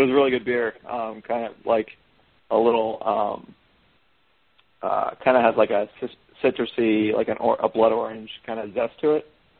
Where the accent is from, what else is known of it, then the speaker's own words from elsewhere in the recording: New Jersey, United States; So, I'm originally from Southern New Jersey, so definitely an excuse to go home and visit the family